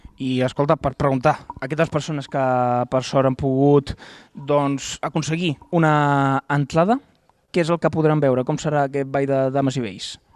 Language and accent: Catalan; near Reus, Catalonia, Spain; jo soc del Forja, em pilla bastant a prop de Reus